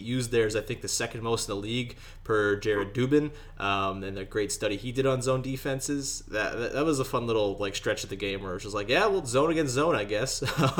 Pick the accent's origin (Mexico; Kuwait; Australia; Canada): Canada; I'm Canadian.